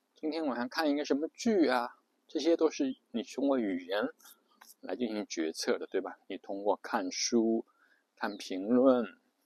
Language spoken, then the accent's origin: Chinese; China; 比如我们中国人就会觉得中文是世界上最美的语言